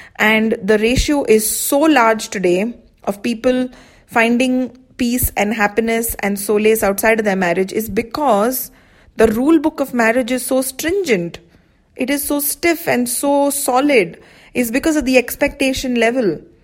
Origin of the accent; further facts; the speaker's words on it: India; I'm from India